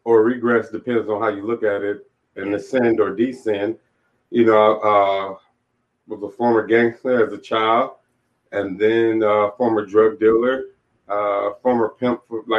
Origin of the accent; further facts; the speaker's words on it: Inglewood, California, United States; moved away as an adult; now in Olympia, United States; I'm from Inglewood, California.